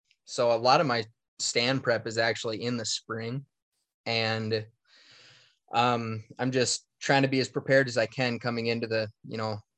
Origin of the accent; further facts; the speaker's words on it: Minnesota, United States; And growing up in Northern Minnesota, I left my cameras everywhere, all over.